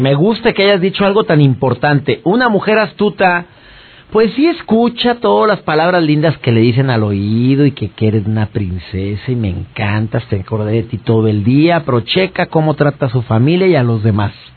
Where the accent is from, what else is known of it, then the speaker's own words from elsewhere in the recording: Monterrey, Nuevo León, Mexico; soy regio, soy de Monterrey igual que tú